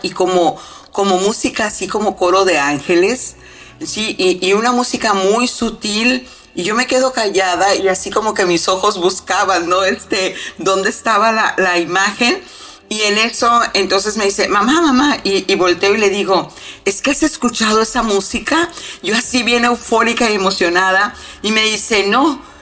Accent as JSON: {"language": "Spanish", "country": "Mexico", "said": "soy mexicana"}